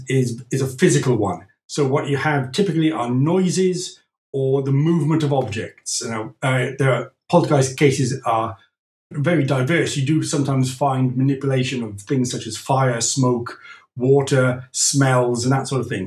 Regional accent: Wales, United Kingdom; also born or lived in Scotland; now in France; I'm from Wales in the UK

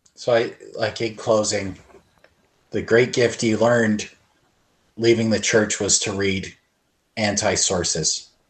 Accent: Canada; as a Canadian

